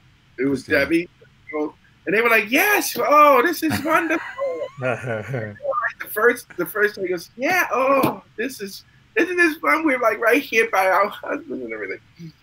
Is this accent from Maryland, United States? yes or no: yes; Baltimore, Maryland, United States; I'm from Baltimore. I'm not from Brooklyn or Jersey.